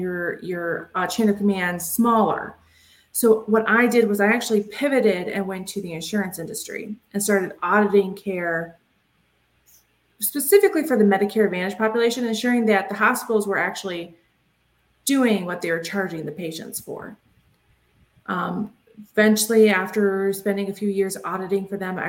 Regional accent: Detroit, Michigan, United States; moved back near my hometown, Metro Detroit, Michigan

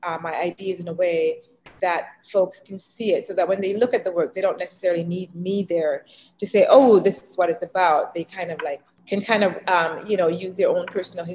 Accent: Canada; also born or lived in Jamaica; now in United States; I grew up in Canada and even though I was born in Jamaica.

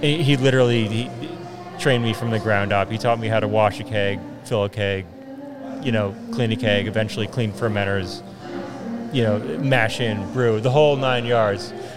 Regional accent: Berwyn, Pennsylvania, United States; I grew up in this general area too. I grew up in Berwyn

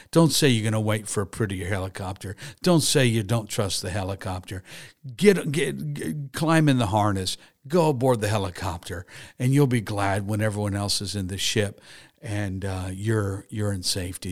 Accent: Harrisburg, Pennsylvania, United States; I grew up in Harrisburg, Pennsylvania.

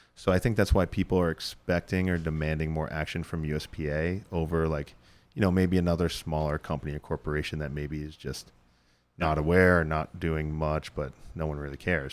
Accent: Northeast, United States; we're, we're from the Northeast

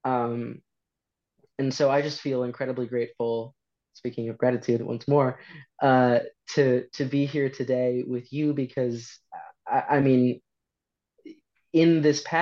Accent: St. Paul, Minnesota, United States; moved away as an adult; now in London, United Kingdom; I grew up primarily in the Twin Cities, primarily St. Paul

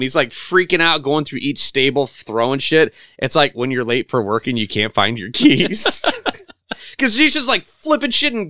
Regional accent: Illinois, United States; I'm from Illinois.

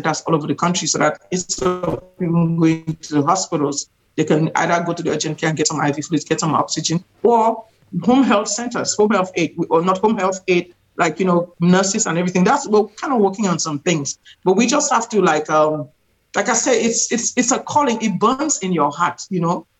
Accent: Cameroon; now in United States; I've lived in this country for 30 years. I'm originally from Central Africa, Cameroon.

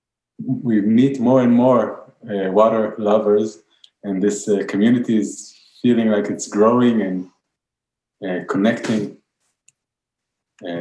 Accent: Israel; we're from Israel. We live really on the seaside

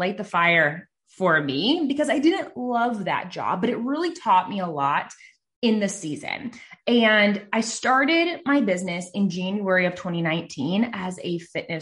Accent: Nebraska, United States; I'm from Nebraska, and I live in a small town

